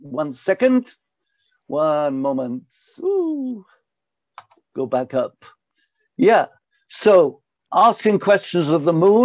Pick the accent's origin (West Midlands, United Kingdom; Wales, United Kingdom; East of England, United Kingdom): Wales, United Kingdom; Pontypool; I was born and raised in South Wales, near a place called Pontypool.